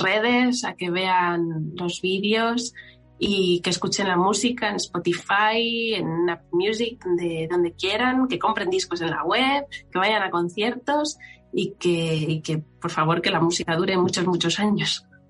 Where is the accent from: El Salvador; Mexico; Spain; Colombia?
Spain; Extremadura; siendo extremeña